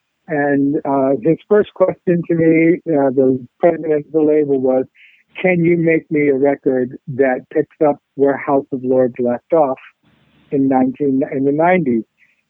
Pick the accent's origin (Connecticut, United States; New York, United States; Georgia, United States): Connecticut, United States; now in West Palm Beach, United States; that's where my hometown is, Connecticut